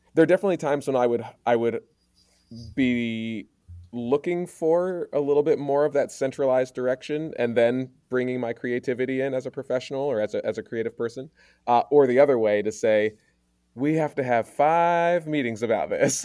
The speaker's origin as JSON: {"language": "English", "region": "Maryland", "country": "United States", "tie": "born or raised there", "moved": "as an adult", "lives_now": "Oregon, United States", "said": "I grew up in Maryland, primarily with my mom's white family"}